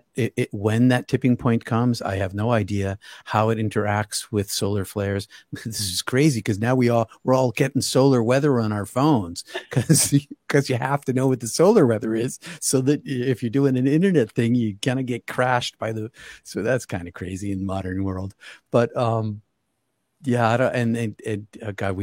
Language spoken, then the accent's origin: English; Boston, Massachusetts, United States; I'm from Boston area